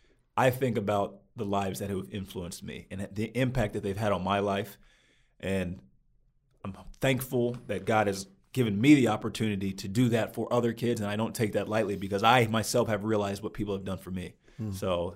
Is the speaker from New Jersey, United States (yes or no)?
yes; New Jersey, United States; also born or lived in Virginia / Maryland / Pennsylvania / New York; I tell them New Jersey, right outside of Princeton. But growing up, I grew up all over the place. I was born in Virginia, then we moved to Maryland, moved to Pennsylvania, moved to upstate New York, moved down to Louisiana.